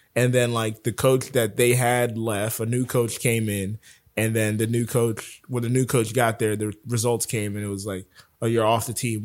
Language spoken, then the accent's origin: English; Broward County, Florida, United States; moved away; I'm from Broward